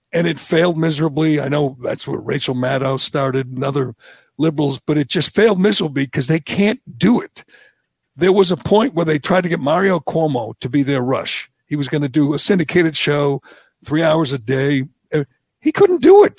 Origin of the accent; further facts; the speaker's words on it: Massachusetts, United States; growing up here, like you did, growing up in Kennedy country, going to Massachusetts public schools, going to UMass Amherst